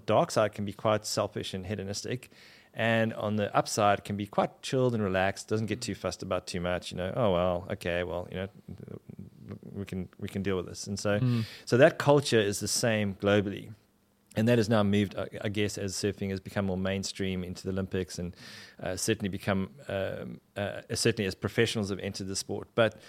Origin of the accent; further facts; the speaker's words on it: Durban, KwaZulu-Natal, South Africa; In Durban, South Africa.